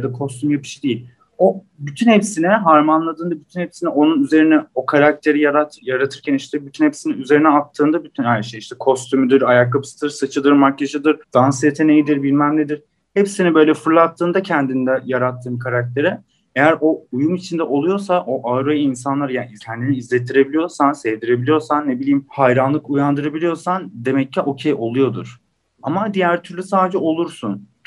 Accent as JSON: {"language": "Turkish", "region": "Istanbul", "country": "Turkey", "tie": "born or raised there", "said": "işte e, İstanbul doğumlu büyüme, işte doğma büyüme İstanbul diyor. E, 96 doğumluyum."}